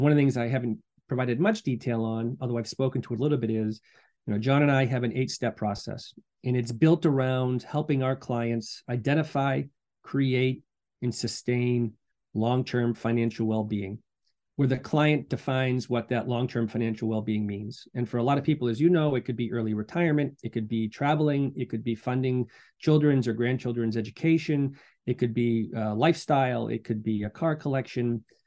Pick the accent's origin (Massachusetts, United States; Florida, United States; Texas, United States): Massachusetts, United States; Medfield; moved away as an adult; also born or lived in Boston / Durham, North Carolina / Latvia; I'm from Boston originally, born, raised in Medfield